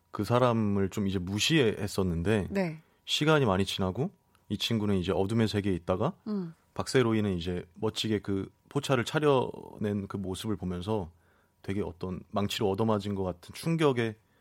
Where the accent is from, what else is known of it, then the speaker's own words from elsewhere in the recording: Seoul Capital Area, South Korea; 저는 수도권이요